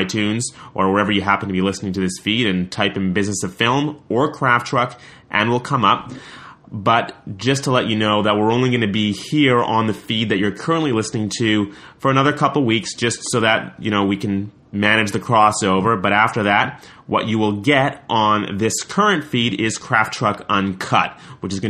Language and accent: English; Montreal, Quebec, Canada; I'm from Montreal.